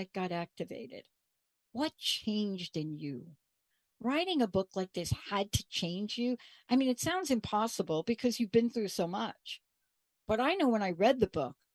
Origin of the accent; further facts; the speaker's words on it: New York, United States; I grew up in New York.